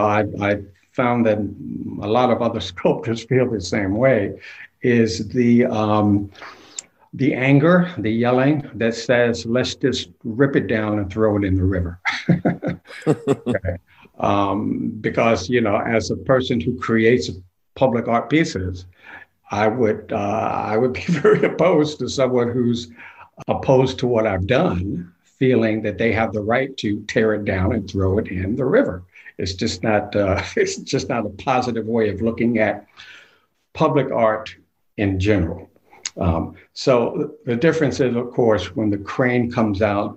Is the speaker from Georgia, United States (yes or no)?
yes; Savannah, Georgia, United States; also born or lived in Portsmouth, New Hampshire, United States; I'm in my hometown of Savannah